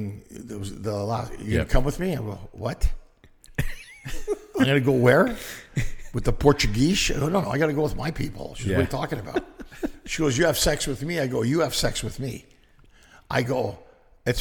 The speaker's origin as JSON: {"language": "English", "country": "Canada", "tie": "born or raised there", "first_language": "Greek", "second_language": "English", "said": "I was born in Canada."}